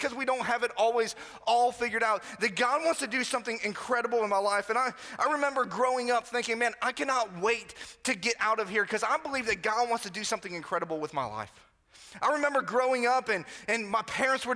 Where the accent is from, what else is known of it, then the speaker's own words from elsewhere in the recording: Florida, United States; moved away; I pretty much grew up on the other coast of Florida